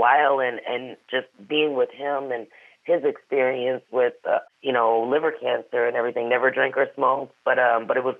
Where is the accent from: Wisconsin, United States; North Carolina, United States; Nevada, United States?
Wisconsin, United States; also born or lived in St. Louis, Missouri; I'm from St. Louis, born but raised in Wisconsin